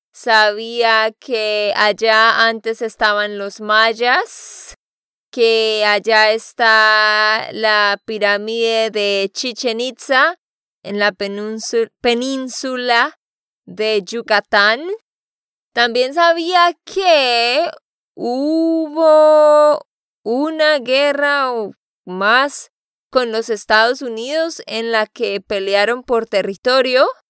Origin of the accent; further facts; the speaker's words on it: Santander, Colombia; de Santander, Colombia